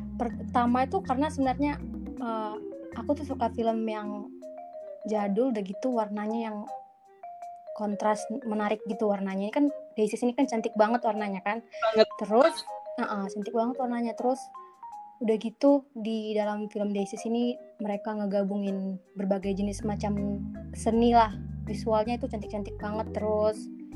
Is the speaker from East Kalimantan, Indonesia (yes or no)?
no; Medan, North Sumatra, Indonesia; aku dari aku dari Medan